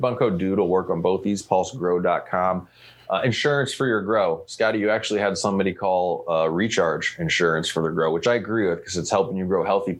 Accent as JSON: {"language": "English", "region": "Colorado", "country": "United States", "tie": "born or raised there", "said": "with dreams of eventually working for or owning my own genetics company one day in my home state of Colorado."}